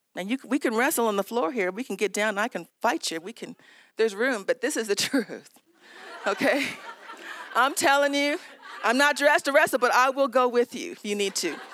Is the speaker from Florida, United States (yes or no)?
no; Southern California, United States; I was raised in Southern California.